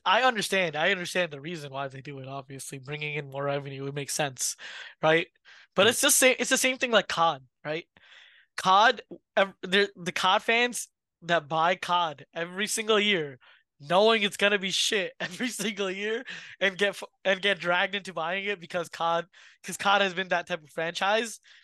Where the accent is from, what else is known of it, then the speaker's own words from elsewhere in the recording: New York, United States; we from New York